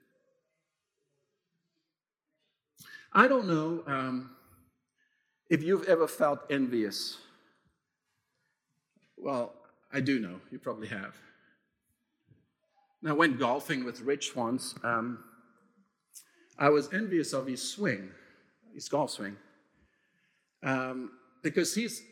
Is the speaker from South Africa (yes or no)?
yes; South Africa; moved away; my own experience of growing up in South Africa